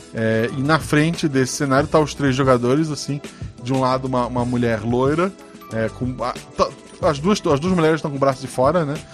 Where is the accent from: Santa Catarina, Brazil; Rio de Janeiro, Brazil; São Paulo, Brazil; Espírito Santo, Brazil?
Santa Catarina, Brazil; Florianópolis; Eu sou de Florianópolis